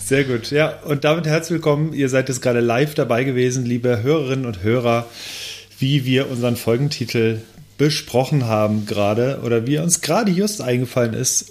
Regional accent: Lemgo, North Rhine-Westphalia, Germany; ich komme aus Lemgo

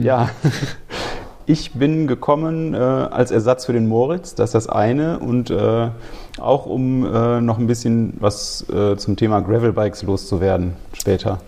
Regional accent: Remscheid, North Rhine-Westphalia, Germany; also born or lived in Cologne; Ich komme eigentlich aus Remscheid und habe aber lange in Köln gelebt

